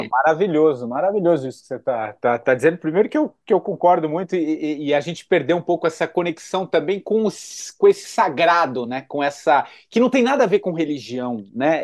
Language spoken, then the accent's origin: Portuguese; Brazil; todos nós, como brasileiros